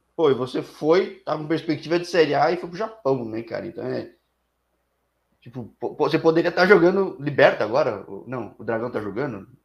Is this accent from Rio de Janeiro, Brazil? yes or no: no; São Paulo, Brazil; eu que sou de São Paulo